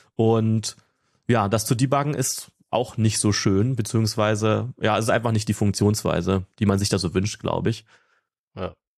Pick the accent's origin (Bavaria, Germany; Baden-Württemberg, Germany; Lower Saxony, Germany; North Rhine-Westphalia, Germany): North Rhine-Westphalia, Germany; Ruhr area; now in Potsdam, Germany; ursprünglich komme ich da auch so aus der Ecke von dir, Markus, so Ruhrgebiet